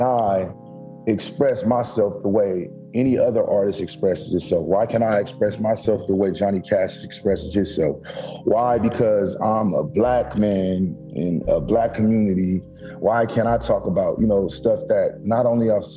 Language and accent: English; San Diego, California, United States; Born and raised in Southeast San Diego, a little on the tougher side